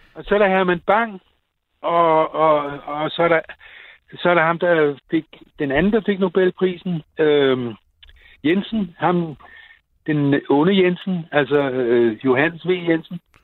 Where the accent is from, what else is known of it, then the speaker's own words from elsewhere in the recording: Copenhagen, Capital Region of Denmark, Denmark; os københavnere